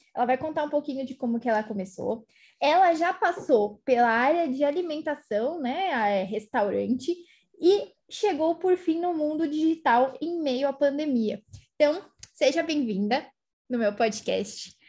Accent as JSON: {"language": "Portuguese", "region": "São Paulo", "country": "Brazil", "said": "eu sou de São Paulo"}